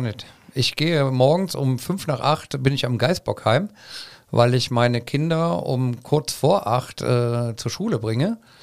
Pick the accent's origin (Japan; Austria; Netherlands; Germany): Germany; Cologne, North Rhine-Westphalia; ich bin auf der Luxemburger Straße groß geworden